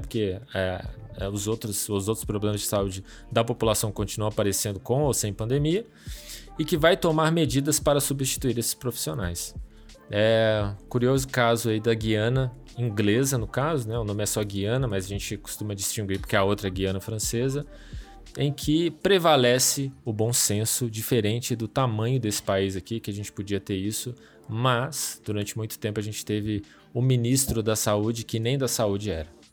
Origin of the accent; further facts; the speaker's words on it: Minas Gerais, Brazil; como bons mineiros